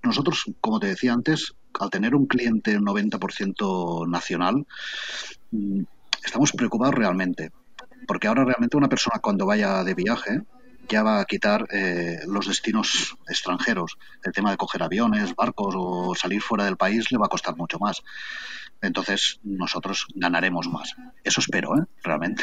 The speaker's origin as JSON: {"language": "Spanish", "town": "Barcelona", "region": "Catalonia", "country": "Spain", "also_born_or_lived": "Camprodon Valley", "moved": "as an adult", "lives_now": "Camprodon, Spain", "said": "porque yo soy de Barcelona, Barcelona ciudad. Hasta ahora, hace cuatro años que he venido a vivir aquí"}